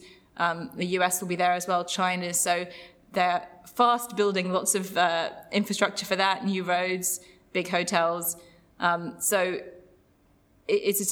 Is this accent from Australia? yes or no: no; London, United Kingdom; I was growing up in London